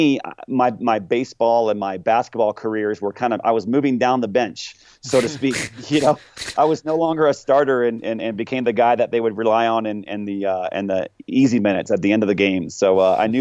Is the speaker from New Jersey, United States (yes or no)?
no; just north of Orlando, Central Florida, United States; I grew up in Central Florida, just north of Orlando